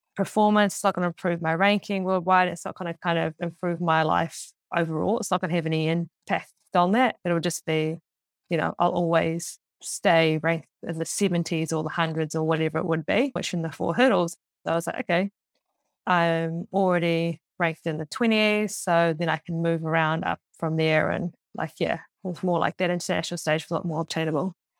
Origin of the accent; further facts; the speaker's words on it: Auckland, New Zealand; I grew up in Auckland, just outside of Auckland before the Super City.